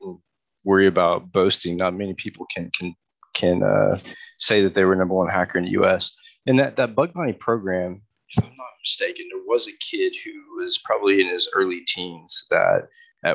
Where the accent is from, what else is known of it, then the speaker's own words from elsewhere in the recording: Houston, Texas, United States; also born or lived in Dallas, Texas; now in Chattanooga, United States; I kind of grew up in Texas. I grew up in Houston. I've lived in Dallas and been all over the state